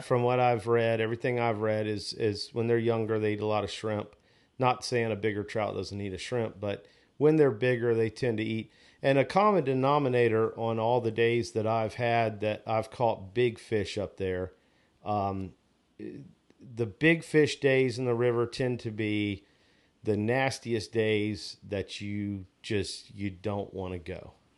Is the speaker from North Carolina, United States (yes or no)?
yes; Onslow Beach, North Carolina, United States; growing up on Onslow Beach, I drum fished a lot on the beach.